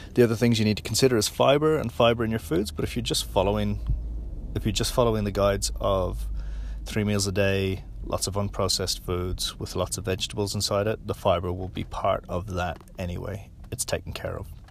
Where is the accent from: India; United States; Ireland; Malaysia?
Ireland; now in New Zealand; being Irish